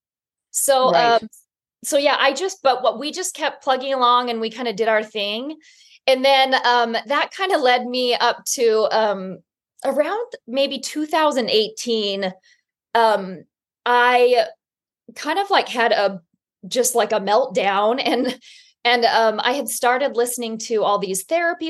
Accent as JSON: {"language": "English", "region": "Utah", "country": "United States", "tie": "born or raised there", "moved": "as an adult", "said": "I was born and raised in Utah in a very, very Orthodox Mormon community."}